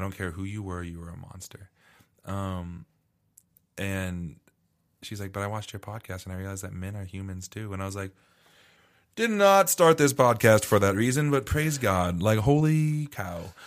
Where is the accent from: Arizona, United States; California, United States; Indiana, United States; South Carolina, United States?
Arizona, United States; moved away; I grew up in Arizona